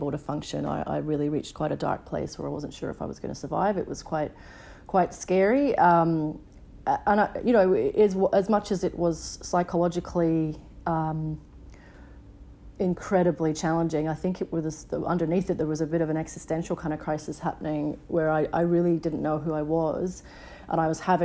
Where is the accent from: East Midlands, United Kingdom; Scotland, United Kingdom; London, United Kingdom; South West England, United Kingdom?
Scotland, United Kingdom; Edinburgh; now in Melbourne, Australia; as a teenager when I was 16, growing up in Edinburgh in Scotland